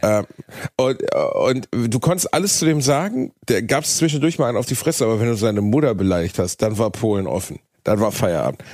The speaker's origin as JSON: {"language": "German", "town": "Gelsenkirchen", "region": "North Rhine-Westphalia", "country": "Germany", "tie": "born or raised there", "also_born_or_lived": "Osnabrück", "moved": "as an adult", "said": "in Gelsenkirchen gewesen, meiner Heimatstadt"}